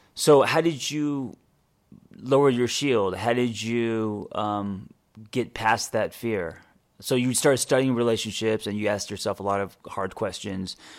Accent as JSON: {"language": "English", "town": "Los Angeles", "region": "California", "country": "United States", "tie": "born or raised there", "said": "I used to be the guy growing up in Los Angeles"}